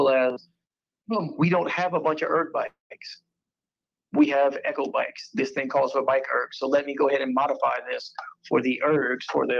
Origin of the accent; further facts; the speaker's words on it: the South, United States; I'm definitely from the South